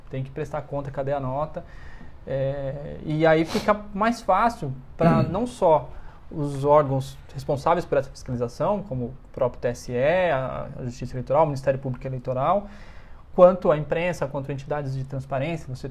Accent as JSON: {"language": "Portuguese", "region": "São Paulo", "country": "Brazil", "lives_now": "Brasília, Brazil", "said": "Acho que dificilmente voltarei para São Paulo, até porque eu não sou de São Paulo capital."}